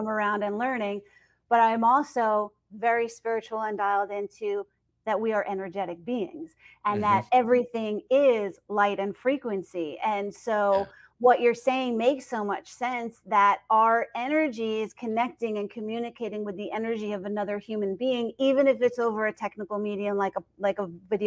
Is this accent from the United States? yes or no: yes; Northeast, United States; I'm from the Northeast